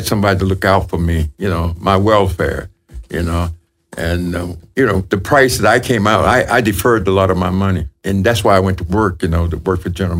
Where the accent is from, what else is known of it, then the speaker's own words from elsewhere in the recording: the South, United States; now in Minnesota, United States; Because I came from the South also. And my school, you know, was high school. Hey, it was 168 in the whole school from first grade to the 12th grade, you know.